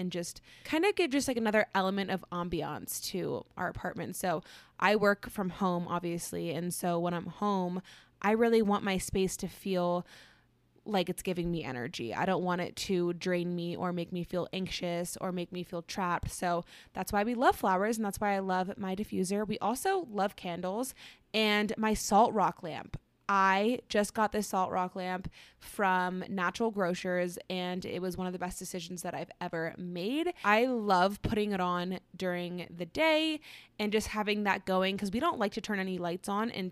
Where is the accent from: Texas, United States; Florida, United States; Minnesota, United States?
Florida, United States; moved away as an adult; now in Colorado, United States; I was raised in Florida